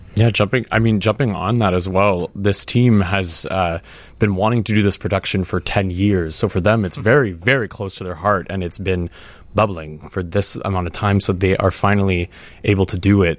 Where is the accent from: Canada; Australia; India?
Canada; I'm Canadian